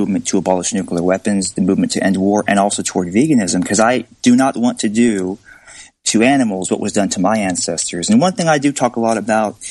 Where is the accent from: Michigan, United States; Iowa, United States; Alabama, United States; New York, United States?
Alabama, United States; I grew up in Alabama